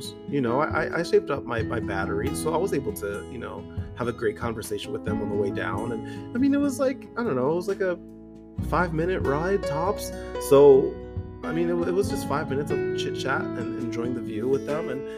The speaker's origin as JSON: {"language": "English", "region": "Northeast", "country": "United States", "tie": "born or raised there", "said": "I grew up in the Northeast my entire life."}